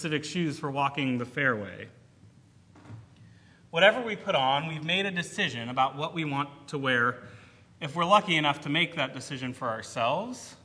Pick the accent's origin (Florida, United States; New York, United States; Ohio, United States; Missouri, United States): Ohio, United States; Cleveland; moved away; someone who grew up in the Cleveland metro area